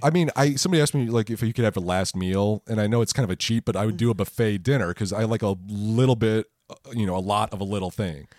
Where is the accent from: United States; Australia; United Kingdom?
United States; Michigan; I'm from Michigan